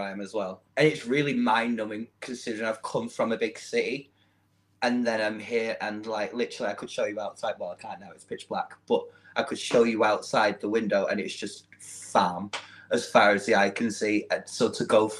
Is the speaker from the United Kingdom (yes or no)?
yes; Manchester, North West England, United Kingdom; accent: Mancunian; moved away as an adult; now in Yorkshire, United Kingdom; where I grew up in Manchester